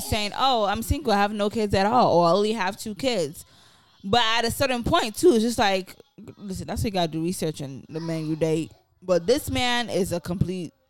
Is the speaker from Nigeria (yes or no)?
yes; Nigeria; moved away; me as a Nigerian, going to school in Nigeria